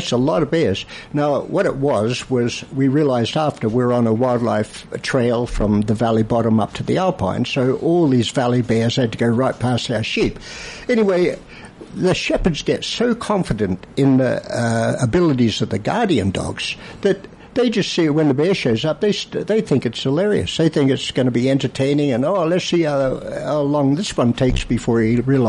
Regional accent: Australia; moved away; I'm from Australia.

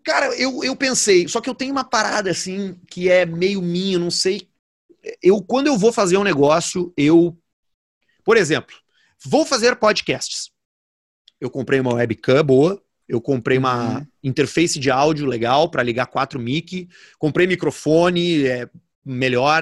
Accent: Porto Alegre, Rio Grande do Sul, Brazil; also born or lived in Caxias do Sul; quando eu era moleque, aqui em Porto Alegre

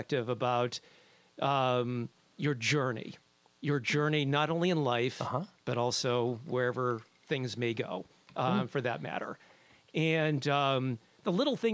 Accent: Maine, United States; moved away; I'm actually from Maine originally.

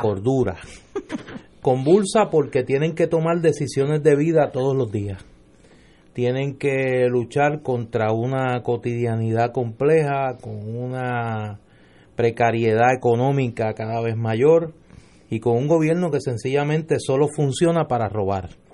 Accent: Puerto Rico; puertorriqueñas y puertorriqueños

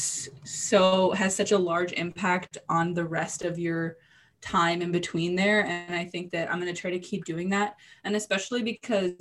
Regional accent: north of Boston, Massachusetts, United States; moved away as an adult; now in San Diego, United States; I grew up just north of Boston

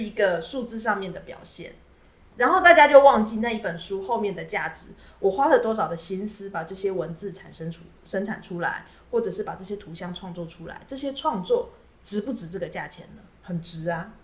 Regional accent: Taiwan; 我从台湾来，那我自己有一个小小的图书馆，我在收藏各地的绘本

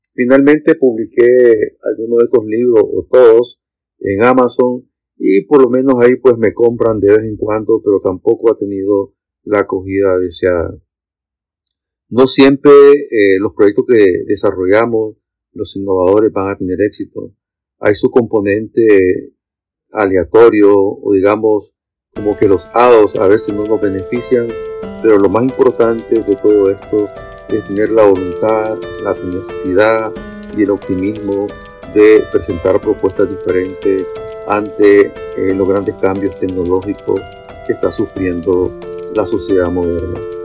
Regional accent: Nicaragua; yo soy de Nicaragua

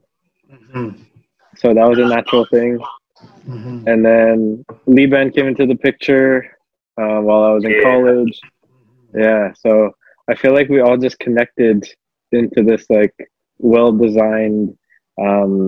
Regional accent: Philippines; I'm Filipino

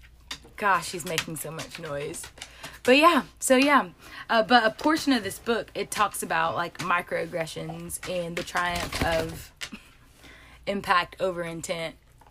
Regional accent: Atlanta, Georgia, United States; I'm from South Atlanta.

